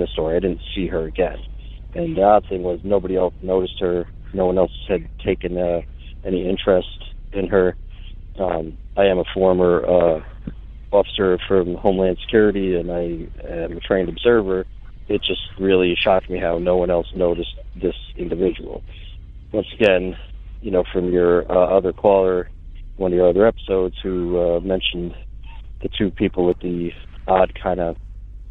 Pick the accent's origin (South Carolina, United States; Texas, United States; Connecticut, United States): South Carolina, United States; coastal; I'm from South Carolina, coastal.